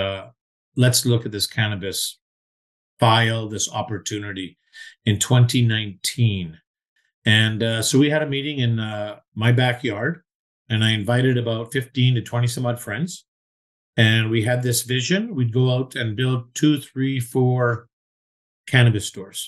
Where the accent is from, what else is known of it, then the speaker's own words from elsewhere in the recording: Vancouver, British Columbia, Canada; also born or lived in Toronto; I'm a born and bred Vancouverite